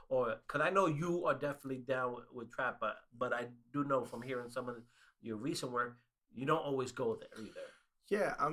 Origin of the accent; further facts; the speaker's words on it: New York, United States; I'm from New York